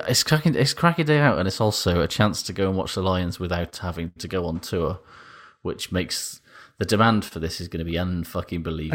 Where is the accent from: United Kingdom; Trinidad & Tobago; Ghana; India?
United Kingdom; Welsh, Wales; I'm Welsh